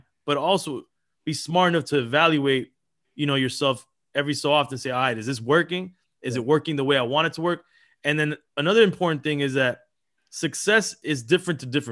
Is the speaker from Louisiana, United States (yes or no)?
no; Miami, Florida, United States; also born or lived in Los Angeles, California; we moved to Miami